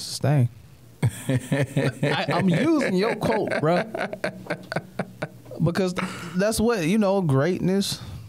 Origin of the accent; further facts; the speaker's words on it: the South, United States; I'm from the South, so I say caramel.